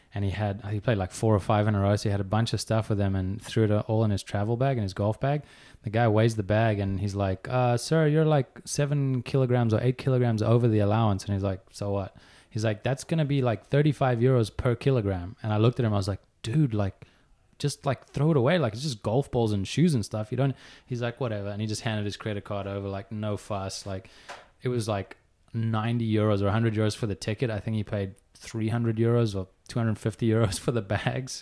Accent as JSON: {"language": "English", "town": "Johannesburg", "region": "Gauteng", "country": "South Africa", "tie": "born or raised there", "also_born_or_lived": "Pretoria", "said": "I grew up, I was born in Johannesburg, spent half my childhood there, half in Pretoria"}